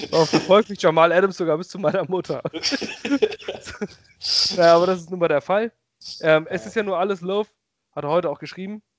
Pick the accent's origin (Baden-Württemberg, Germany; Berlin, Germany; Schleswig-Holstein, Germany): Schleswig-Holstein, Germany; Kiel; als Kieler